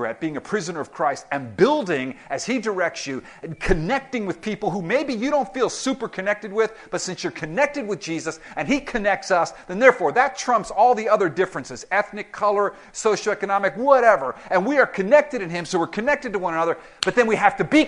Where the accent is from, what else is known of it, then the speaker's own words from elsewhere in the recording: Miami, Florida, United States; I grew up in Miami